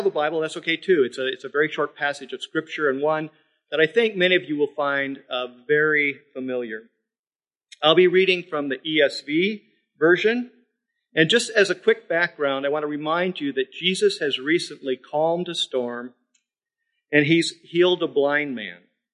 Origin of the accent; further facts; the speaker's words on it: South Dakota, United States; now in Midland, United States; I'm from South Dakota